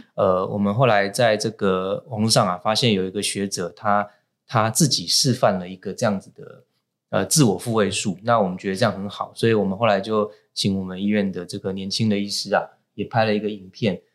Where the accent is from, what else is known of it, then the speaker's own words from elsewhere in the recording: Taiwan; 我们台湾人呢，习惯把头的不舒服，只要不是痛的哈，都把它讲成头昏